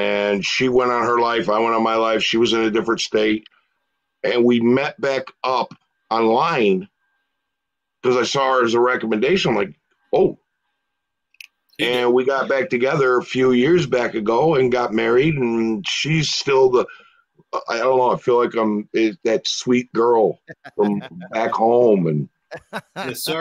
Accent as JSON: {"language": "English", "country": "Puerto Rico", "said": "I was I'm I'm Puerto Rican, but I was raised in the Irish culture because my Irish side of my family"}